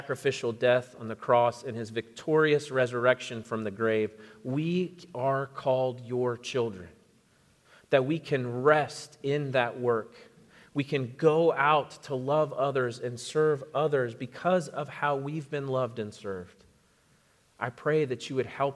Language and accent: English; Florida, United States; moved away; I grew up in Florida, and so I've lived through many hurricanes